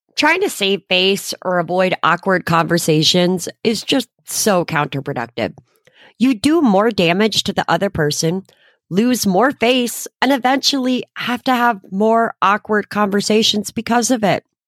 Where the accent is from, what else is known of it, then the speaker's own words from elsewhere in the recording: Connecticut, United States; moved away; fly back to my hometown to be with my friends and family